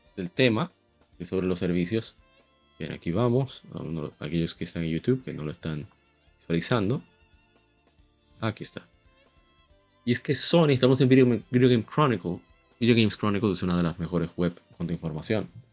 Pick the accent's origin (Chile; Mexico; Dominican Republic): Dominican Republic; como decimos aquí en mi país